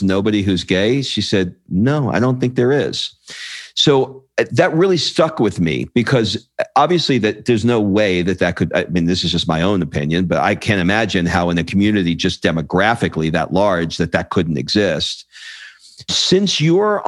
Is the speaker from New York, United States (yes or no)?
yes; New York City, New York, United States; also born or lived in Brooklyn, New York; now in Los Angeles, United States; I grew up in Queens, and I was born in Brooklyn. I live in LA now